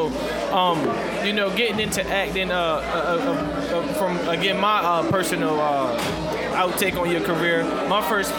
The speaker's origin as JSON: {"language": "English", "town": "Cambridge", "region": "Maryland", "country": "United States", "said": "I'm from this city called Cambridge, Maryland."}